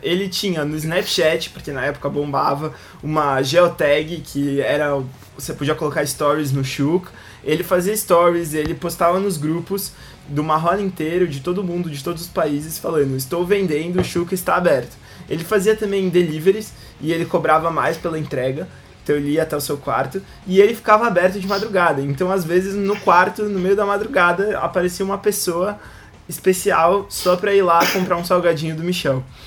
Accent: Brazil; Porque a gente é brasileiro

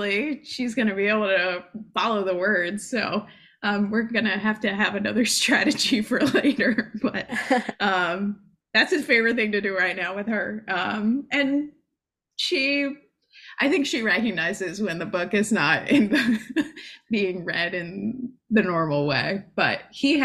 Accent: United States; being American

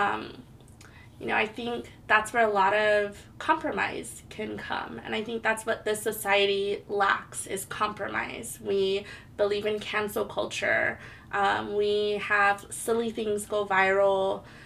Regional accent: Hawaii, United States; moved away as an adult; now in Portland, United States; I was born and raised in Hawaii. I moved to Portland, Oregon in 2010.

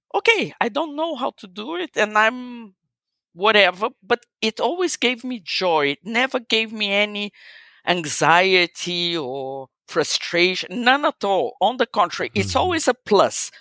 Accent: Brazil; eu, sou brasileira, I'm Brazilian.

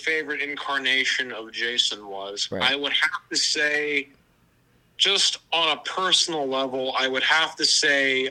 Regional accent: Pennsylvania, United States; I come from Pennsylvania

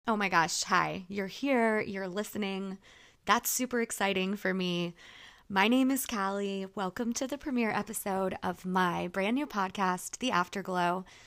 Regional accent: Jacksonville, Florida, United States; I am a native, born and raised in Jacksonville, Florida

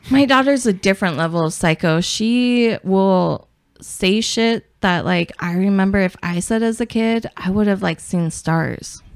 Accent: Portland, Oregon, United States; I'm from Portland

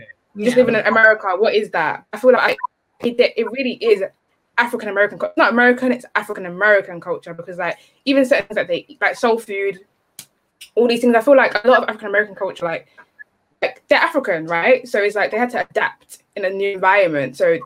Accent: United Kingdom; I feel like even as British blacks, we are affected by their culture in itself

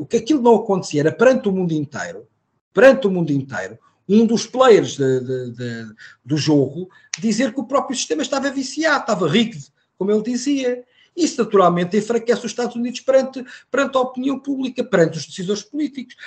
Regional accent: Portugal; Eu não sou americano, sou português.

